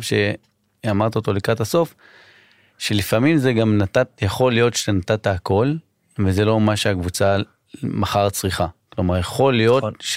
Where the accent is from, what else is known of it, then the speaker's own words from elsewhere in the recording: Israel; אני ישראלי